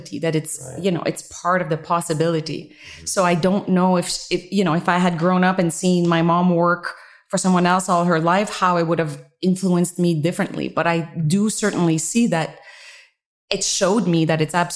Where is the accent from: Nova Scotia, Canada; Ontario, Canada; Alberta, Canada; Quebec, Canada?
Quebec, Canada; Montreal; moved away; I'm originally from Canada. I'm French Canadian, from Montreal, and my upbringing